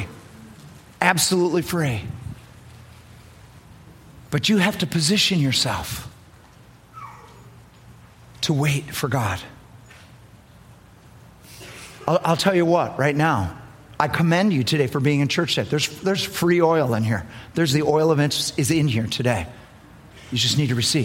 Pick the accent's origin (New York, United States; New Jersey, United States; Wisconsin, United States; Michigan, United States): Wisconsin, United States; Milton; We're from Milton, Wisconsin